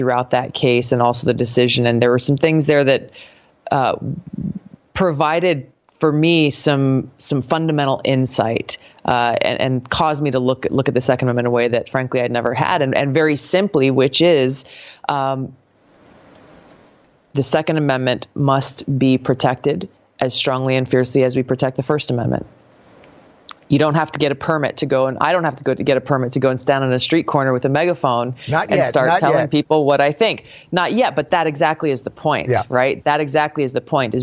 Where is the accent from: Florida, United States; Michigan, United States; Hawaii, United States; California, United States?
Hawaii, United States; growing up in Hawaii